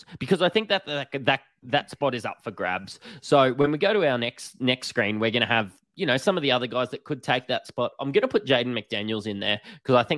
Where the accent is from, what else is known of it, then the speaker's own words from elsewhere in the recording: Australia; accent: Bogan; us being Australian, you can probably tell by our Bogan accents.